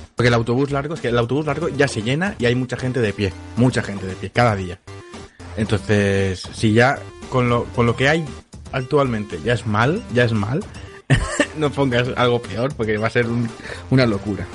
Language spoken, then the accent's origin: Spanish; Catalonia, Spain; accent: Catalan; se me nota un poco que soy catalán